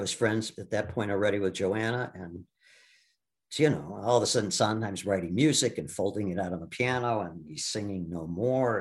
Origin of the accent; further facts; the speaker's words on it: Milwaukee, Wisconsin, United States; I grew up in Milwaukee